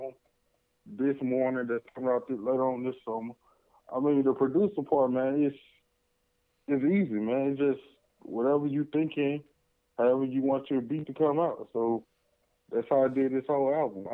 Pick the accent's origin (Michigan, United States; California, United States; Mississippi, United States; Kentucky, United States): Mississippi, United States; Hattiesburg; also born or lived in Houston, Texas; I was born in Houston, Texas, man, but I've been raised in Hattiesburg, Mississippi, the 601 area code my whole life